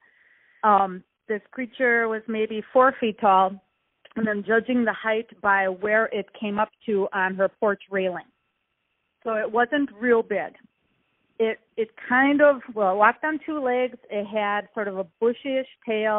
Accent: Milwaukee, Wisconsin, United States; I grew up here, Central City, in Milwaukee

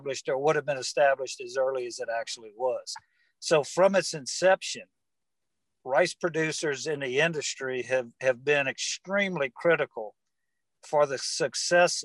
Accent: Gueydan, Louisiana, United States; also born or lived in Mississippi; I'm from Gaydon, Louisiana

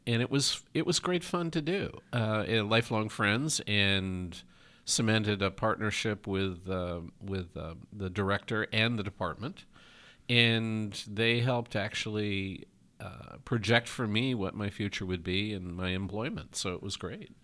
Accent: New York, United States; now in Oregon, United States; I'm from New York originally

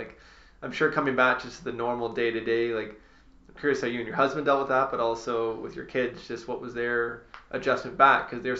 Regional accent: Ontario, Canada; I had never really been outside of Ontario

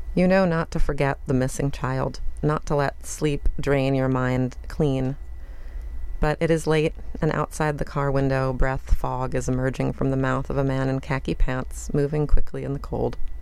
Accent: Baltimore, Maryland, United States; moved away as an adult; also born or lived in Washington, District of Columbia, United States; I live in Baltimore and I'm from Baltimore

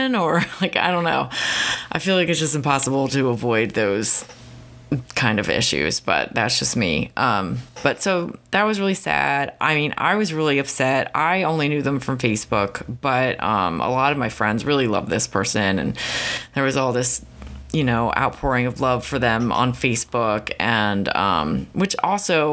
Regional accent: United States; I'm just from Philly, Baltimore area

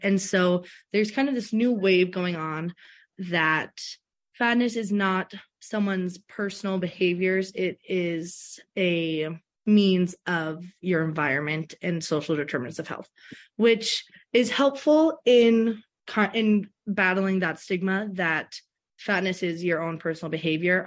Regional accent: Philadelphia, Pennsylvania, United States; also born or lived in Alabama; now in Minnesota, United States; I was in Alabama before doing my undergrad, but I'm originally from Philadelphia.

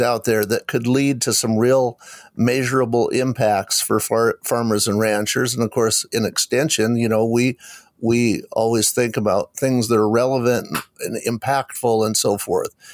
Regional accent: Eastern Washington, United States; when I was growing up in Eastern Washington

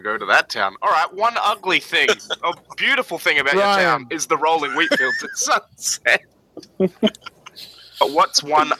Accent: Australia; we're Australian

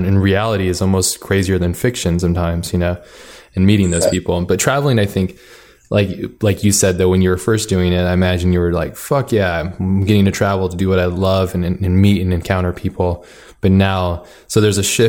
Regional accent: Hawaii, United States; now in San Diego, United States; I grew up in Hawaii

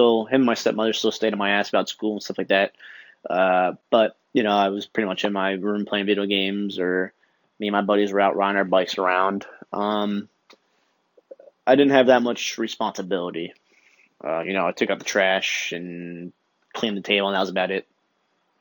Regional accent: Long Branch, New Jersey, United States; moved away; I'm a 27-year-old Italian kid from New Jersey. I grew up in a beach town called Long Branch

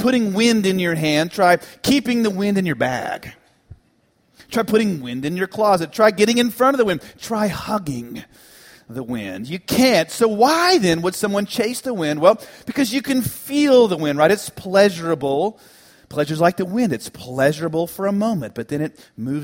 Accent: Dallas, Texas, United States; also born or lived in Tennessee; this small United Methodist Church I grew up in the Dallas area

